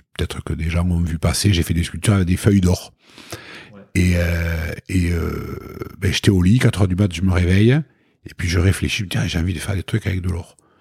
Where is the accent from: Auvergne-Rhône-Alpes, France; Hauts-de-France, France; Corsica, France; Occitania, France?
Occitania, France; Toulouse; on est toulousain